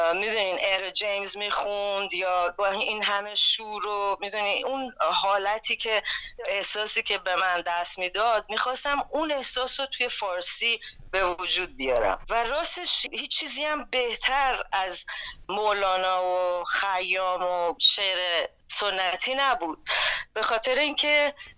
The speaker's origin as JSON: {"language": "Persian", "country": "Iran", "moved": "as an adult", "lives_now": "New York, United States", "said": "من وقتی که از ایران اومدم بیرون و اینجا خب میدونی نیویورک هم یه جاییه که من اول اومدم"}